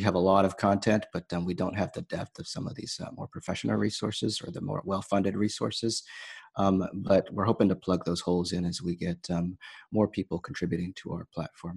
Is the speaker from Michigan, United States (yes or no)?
no; Bay Area, California, United States; also born or lived in Saint Louis; I grew up in California, here in the Bay Area